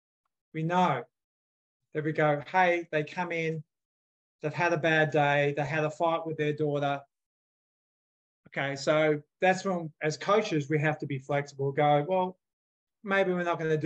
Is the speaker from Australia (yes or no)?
yes; Australia; now in United States; I grew up in Australia